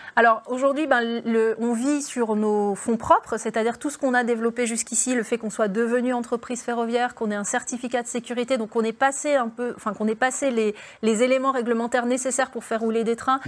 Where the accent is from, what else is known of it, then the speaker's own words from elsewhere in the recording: Belfort, Bourgogne-Franche-Comté, France; j'ai grandi à Belfort, en face des usines Alstom